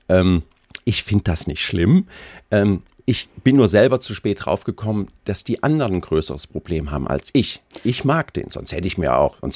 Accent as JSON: {"language": "German", "town": "Koblenz", "region": "Rhineland-Palatinate", "country": "Germany", "tie": "born or raised there", "also_born_or_lived": "Kaiserslautern", "said": "Das ist meine Heimatstadt"}